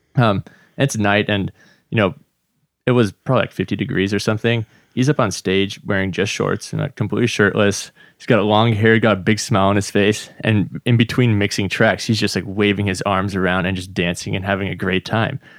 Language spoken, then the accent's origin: English; Redmond, Washington, United States; also born or lived in Slovakia; I grew up just, uh, over in Redmond, basically where we are